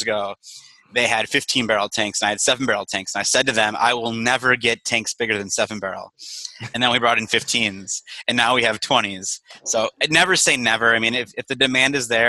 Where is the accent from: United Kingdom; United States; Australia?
United States; Mukwonago, Wisconsin; moved away as an adult; also born or lived in West Allis, Wisconsin / Madison, Wisconsin; now in Chicago, United States; I grew up in Maguanago, Wisconsin, which is about a half an hour southwest of Milwaukee